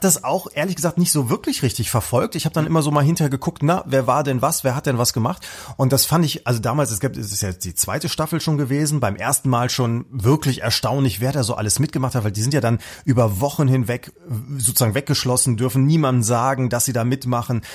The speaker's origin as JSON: {"language": "German", "region": "North Rhine-Westphalia", "country": "Germany", "said": "wir im Westen"}